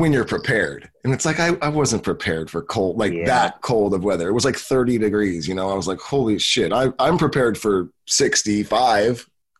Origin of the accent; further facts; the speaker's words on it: California, United States; I'm from California.